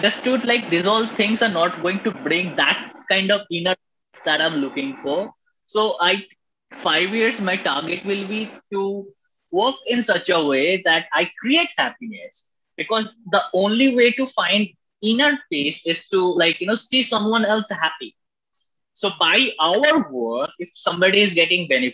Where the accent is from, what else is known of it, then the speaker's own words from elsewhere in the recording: India; as we being an Indian